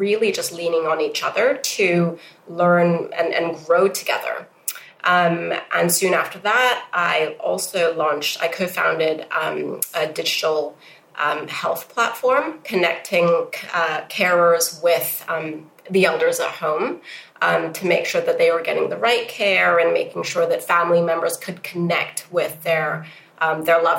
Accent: Hong Kong; also born or lived in United States / New York; So I was brought up in Hong Kong and educated between Hong Kong and the US

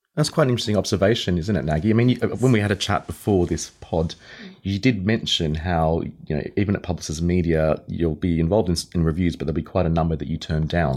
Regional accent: Australia; moved away as an adult; now in United Kingdom; I am leaving, um, the U K very shortly to return back to my home country, Australia.

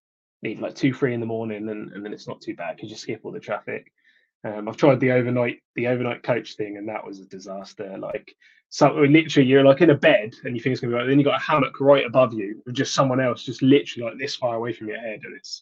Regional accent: Portsmouth, South East England, United Kingdom; I'm from Portsmouth

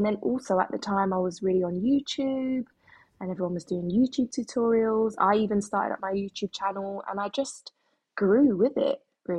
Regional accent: London, United Kingdom; I'm from London, born and bred, and I am a makeup artist

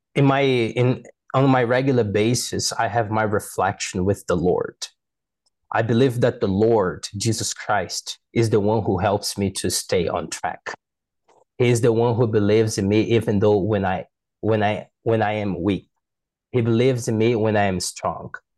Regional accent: Manaus, Amazonas, Brazil; English is a second language; I was born in Manaus City in the mirror of the Amazon rainforest.

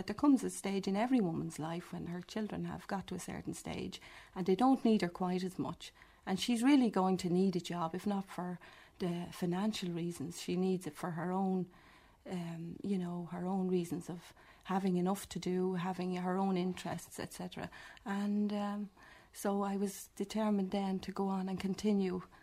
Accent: Dublin, Leinster, Ireland; I was born in Dublin, working-class family, left school at 14, kept house for about 2 years afterwards

